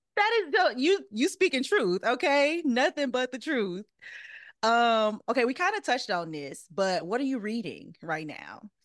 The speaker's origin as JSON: {"language": "English", "town": "St. Francisville", "region": "Louisiana", "country": "United States", "tie": "born or raised there", "moved": "as an adult", "lives_now": "Los Angeles, United States", "said": "I am from Saint Francisville, Louisiana, which is right outside of Baton Rouge"}